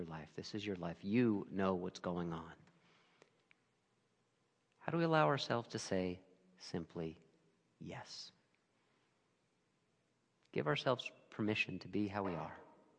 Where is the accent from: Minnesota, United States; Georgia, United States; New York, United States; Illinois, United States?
New York, United States; Brooklyn; born there; And I can't even attempt to give like a Brooklynese accent here, even though I was born in Brooklyn, so just imagine it.